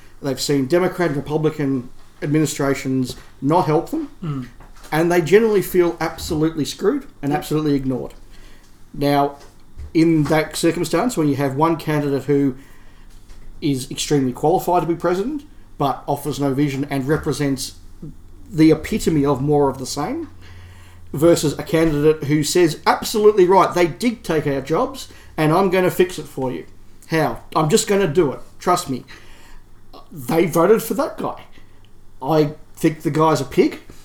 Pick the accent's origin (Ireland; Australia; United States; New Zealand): Australia; speaking as an Australian